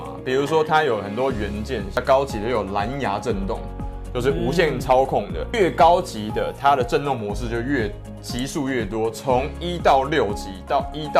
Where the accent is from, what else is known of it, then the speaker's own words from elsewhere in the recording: Taiwan; 没有，我是台湾人哦，我不是台派哦。